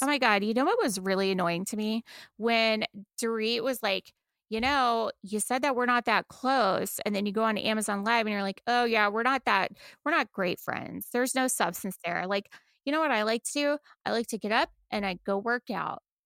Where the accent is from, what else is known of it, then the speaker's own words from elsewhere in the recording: Texas, United States; now in Buffalo, United States; I'm from Texas